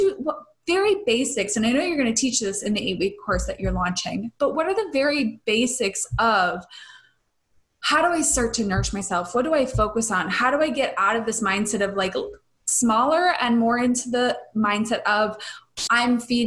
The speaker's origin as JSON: {"language": "English", "region": "Midwest", "country": "United States", "tie": "born or raised there", "said": "I grew up in the Midwest where it was very like Slim Fast and pasta."}